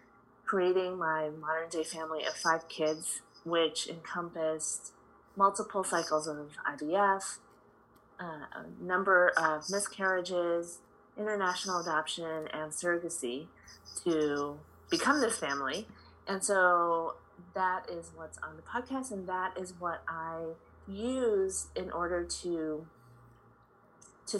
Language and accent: English; Chicago, Illinois, United States; I grew up in Chicago. My parents immigrated here from the Philippines